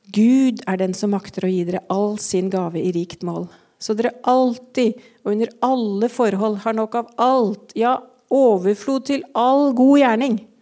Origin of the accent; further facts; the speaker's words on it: Eastern Norway, Norway; som østlending